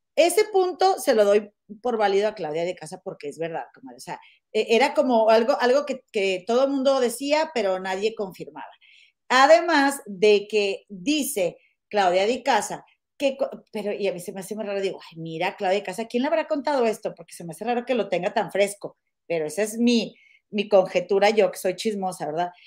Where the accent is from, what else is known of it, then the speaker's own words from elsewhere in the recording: Monterrey, Nuevo León, Mexico; somos de Monterrey